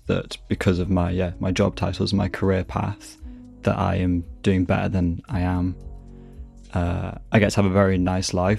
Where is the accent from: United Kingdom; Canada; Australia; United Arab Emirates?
United Kingdom; Manchester, North West England; moved away as an adult; also born or lived in East London; now in London, United Kingdom; I'm from Manchester, but I've been living in East London for 3 or so years now.